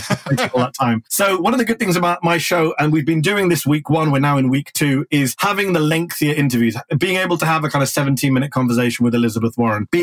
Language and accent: English; United Kingdom; moved away as an adult; now in United States; I'm both British and American at the same time